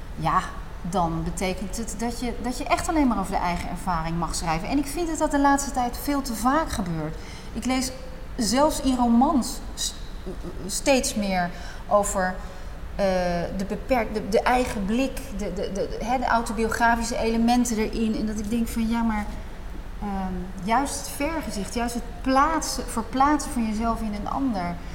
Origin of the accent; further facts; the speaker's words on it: Netherlands; als Hollandse vrouw